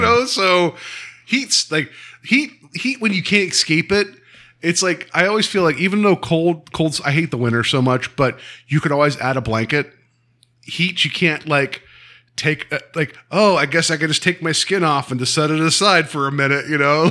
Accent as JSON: {"language": "English", "region": "West Virginia", "country": "United States", "tie": "born or raised there", "said": "I grew up in Western Virginia"}